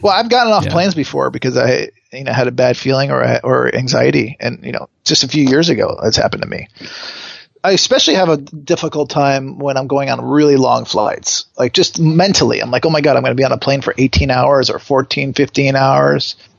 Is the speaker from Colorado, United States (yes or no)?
no; Connecticut, United States; now in Los Angeles, United States; I grew up in Connecticut